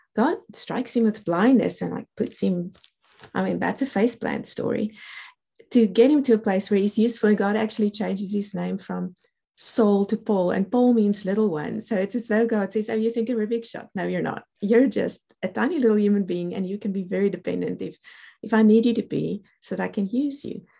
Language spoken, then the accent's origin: English; South Africa; accent: South African; I'm a South African born. That's the reason for the accent